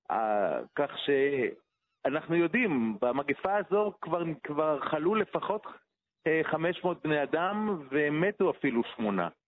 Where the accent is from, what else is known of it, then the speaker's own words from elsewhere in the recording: Jerusalem, Jerusalem District, Israel; פה קרוב אליי, אני הרי ירושלמי